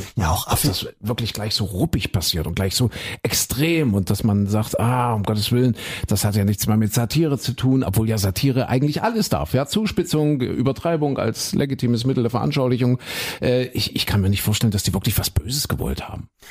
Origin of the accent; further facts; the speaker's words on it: Saxony-Anhalt, Germany; meine Heimat